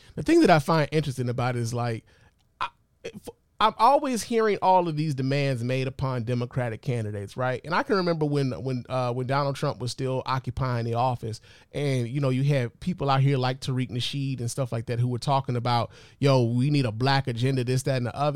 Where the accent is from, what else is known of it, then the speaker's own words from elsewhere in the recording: Detroit, Michigan, United States; also born or lived in Chicago; I'm a Chicago nigga by birth, but I was raised in Detroit